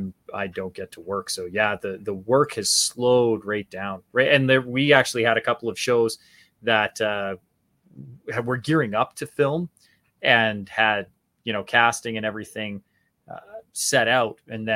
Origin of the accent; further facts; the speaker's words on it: Canada; Yeah, so I'm a Canadian, so I'm actually an ACTRA member, which is an affiliate with SAG-AFTRA.